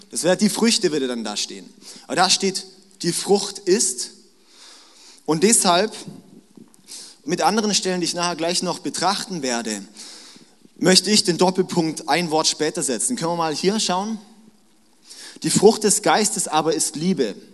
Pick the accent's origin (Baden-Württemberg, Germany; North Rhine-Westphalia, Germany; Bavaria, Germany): Baden-Württemberg, Germany; ich bin schwäbisches Blut, ich bin Schwabe, ja, auch wenn ich eigentlich nur in Baden mein Leben lang gewohnt habe, aber ich fühle mich wie ein Schwabe.